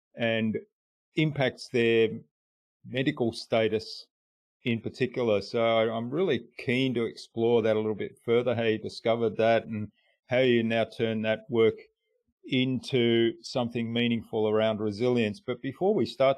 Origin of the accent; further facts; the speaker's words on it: Australia; first language German; English is a second language; also born or lived in Germany; when I first went to school, I couldn't speak a word of English here in Australia. So I was born in Germany. I was brought up in a German household.